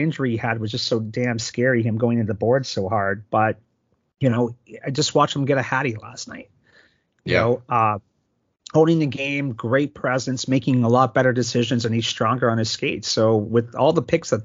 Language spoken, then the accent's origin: English; Canada; now in Phoenix, United States; We're Canadian and we moved out to Phoenix